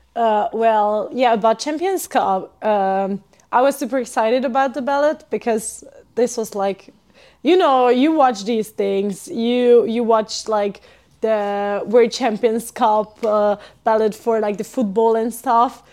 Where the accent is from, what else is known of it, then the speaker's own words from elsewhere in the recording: Hungary; moved away as an adult; also born or lived in Switzerland / Sweden; now in Finland; I'm from Hungary